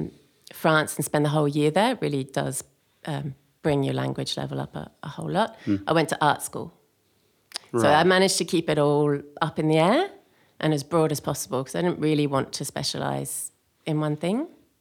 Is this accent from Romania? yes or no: no; South East England, United Kingdom; accent: Australian; also born or lived in Australia; South of London, about an hour south of London by car, half an hour on the train.